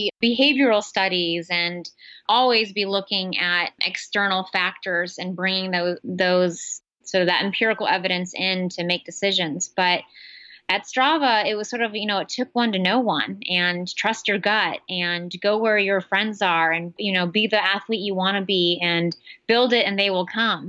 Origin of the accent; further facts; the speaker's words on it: San Francisco Bay Area, California, United States; also born or lived in Midwest; I grew up in the Bay Area. I'm a bit of a Silicon Valley brat.